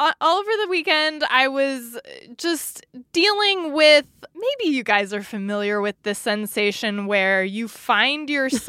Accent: California, United States; capitalize on the fact that we're from California, so to us it will feel 2 hours earlier.

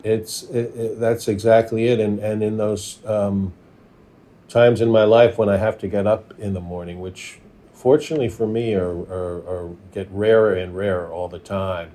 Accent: New York, United States; moved away; also born or lived in Minnesota / Los Angeles; I was born and raised in Manhattan

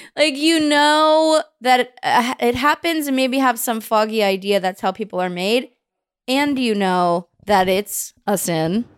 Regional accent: Bay Area, California, United States; I was Baptist, but it's interesting 'cause I grew up in the Bay Area.

